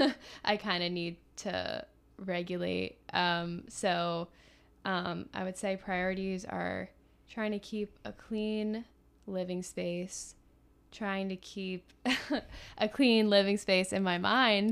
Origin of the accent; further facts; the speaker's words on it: Philadelphia, Pennsylvania, United States; I'm from Philly